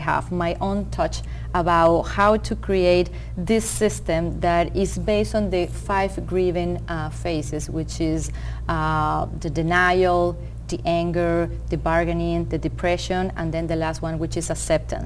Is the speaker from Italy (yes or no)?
no; Venezuela; moved away as an adult; also born or lived in Rochester, New York, United States; now in United States; I'm originally from Venezuela